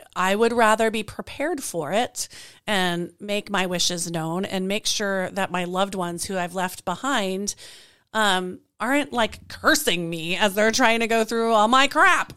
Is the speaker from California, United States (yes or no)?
no; Colorado, United States; now in Spokane, United States; I am from Colorado, people. I am now in Spokane, but I am from Colorado.